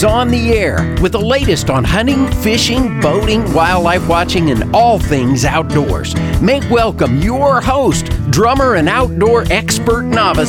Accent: Nebraska, United States; moved away; I'm from Nebraska

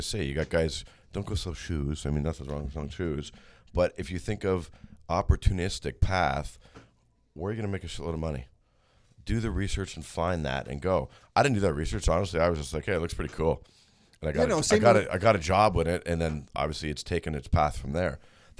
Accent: Mississauga, Ontario, Canada; born or raised there

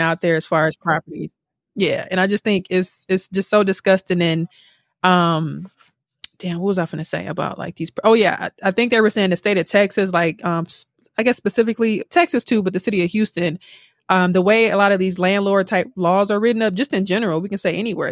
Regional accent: Milwaukee, Wisconsin, United States; moved away; we're all from Milwaukee

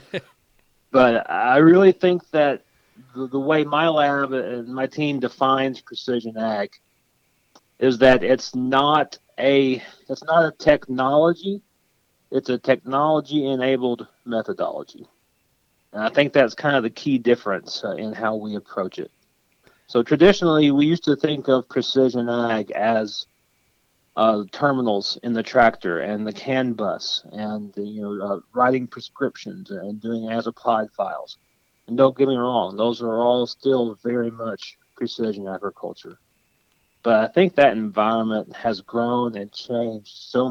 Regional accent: Kentucky, United States; moved away as an adult; also born or lived in Auburn, Alabama / Mississippi; now in North Carolina, United States; I grew up in Kentucky, which is not a cotton-producing state

